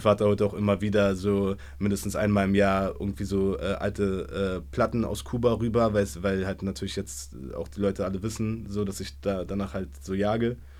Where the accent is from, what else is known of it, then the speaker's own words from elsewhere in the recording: Berlin, Germany; so mit 15, 16, so als Berliner Junge, keine Ahnung, so in Schöneberg auf der Schule